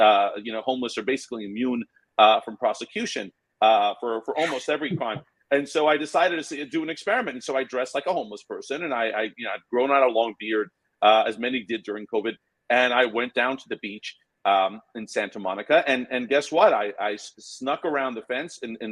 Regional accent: Iran; now in United States; when I was born in Iran, it was pre-revolution. You know, when I was a kid, the revolution occurred

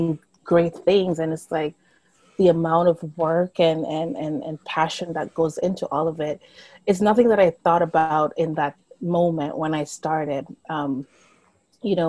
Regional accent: Jamaica; moved away; I am from Jamaica. I grew up with my grandparents there.

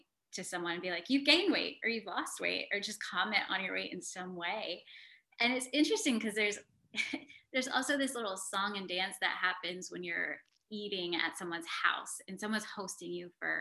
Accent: United States; being South Asian and growing up in America

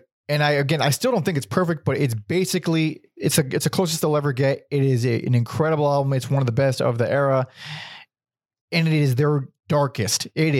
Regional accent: West Covina, California, United States; West Covina. That's where I was born.

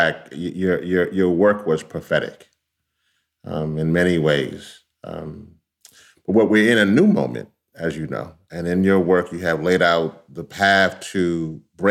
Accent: Louisiana, United States; my home state of Louisiana

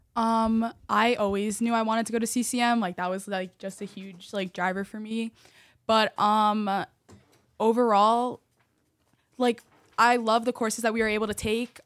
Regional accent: Parsippany-Troy Hills, New Jersey, United States; I am from Parsippany Troy Hills School District

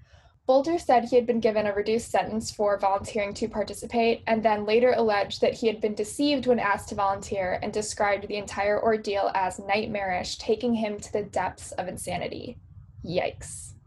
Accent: Chicago, Illinois, United States; I'm originally from Chicago, and I grew up hearing lore about Al Capone

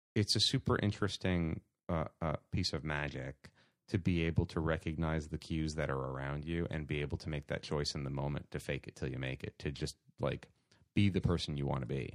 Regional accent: New York City, New York, United States; Born and bred in Staten Island, New York

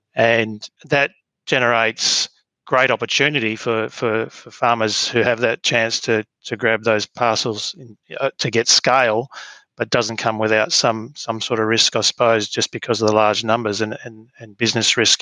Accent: Mount Barker, Western Australia, Australia; now in Albany, Australia; grew up uh, on a farm west of west of um, Mount Barker

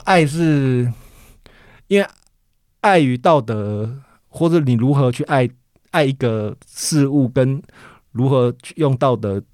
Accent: Taiwan; 小时候在台湾

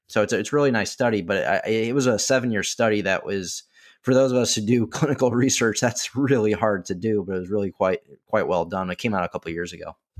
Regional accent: Chicago, Illinois, United States; I did not grow up in Florida, but I grew up in Chicago

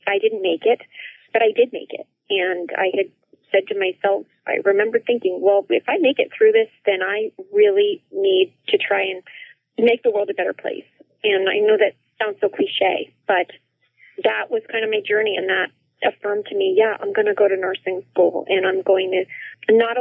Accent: New Jersey, United States; my very early childhood growing up in New Jersey

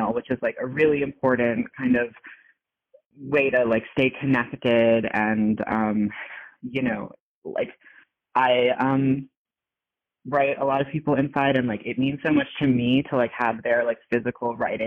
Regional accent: New York, United States; I'm a New Yorker

